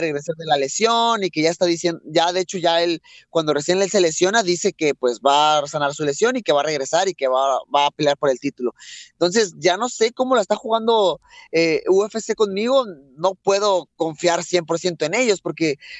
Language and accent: Spanish; Mexico; soy mexicano